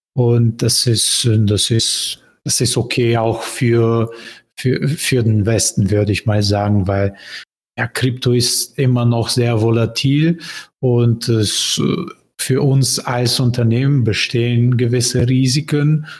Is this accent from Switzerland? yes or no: no; Bulgaria; German is a second language; also born or lived in Berlin, Germany; Bulgarien, mein Heimatland